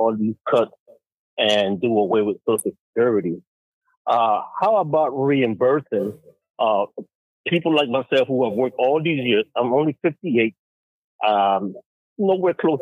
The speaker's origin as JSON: {"language": "English", "country": "Panama", "moved": "as an adult", "lives_now": "United States", "said": "I'm from Panama"}